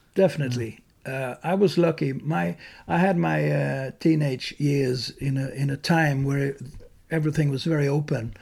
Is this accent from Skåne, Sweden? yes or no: yes; Malmö, Skåne, Sweden; moved away; also born or lived in Dalarna; where I grew up in Malmö, South Sweden